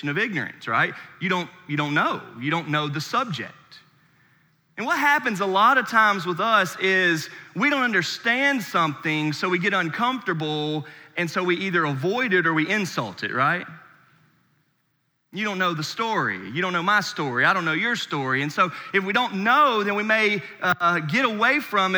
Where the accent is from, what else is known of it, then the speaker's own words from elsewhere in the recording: Charlotte, North Carolina, United States; moved away; I'm born and raised in Charlotte, North Carolina